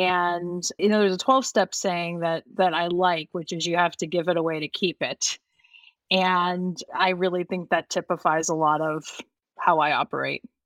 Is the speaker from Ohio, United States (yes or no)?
yes; Youngstown, Ohio, United States; also born or lived in Bosnia; I'm from the Youngstown, Ohio area